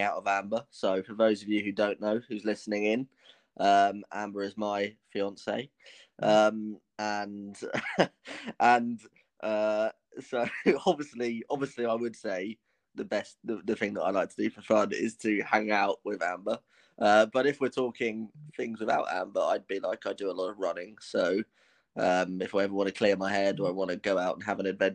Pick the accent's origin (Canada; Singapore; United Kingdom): United Kingdom; London; I'm 22 years old and I'm from London in England